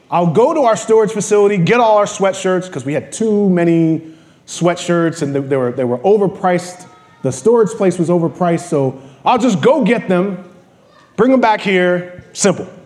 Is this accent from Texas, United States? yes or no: no; New York, United States; born there; I, I was born in New York. I, I, I moved back here.